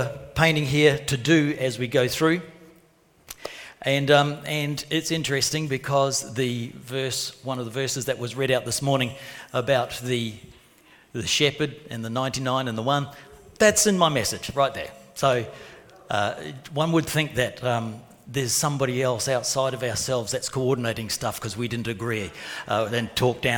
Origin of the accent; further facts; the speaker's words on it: New Zealand; moved away as an adult; also born or lived in Port Hedland, Australia; now in Coffs Harbour, Australia; Growing up in New Zealand